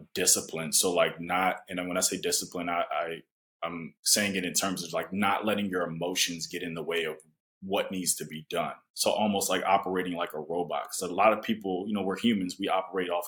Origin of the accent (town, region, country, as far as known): United States; also born or lived in Japan